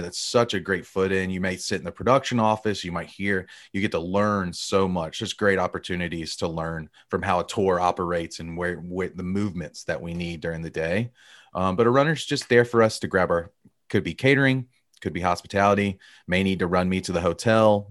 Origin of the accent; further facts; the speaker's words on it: Alabama, United States; I grew up in Alabama, a Bama boy.